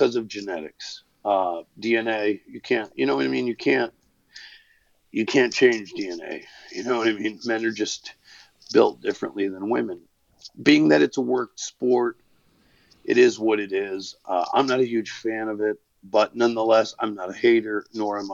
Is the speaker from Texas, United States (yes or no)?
no; Waterbury, Connecticut, United States; I was born in Waterbury, Connecticut